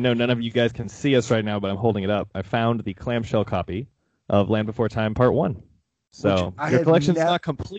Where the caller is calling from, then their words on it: Austin, Texas, United States; I'm calling in from Austin here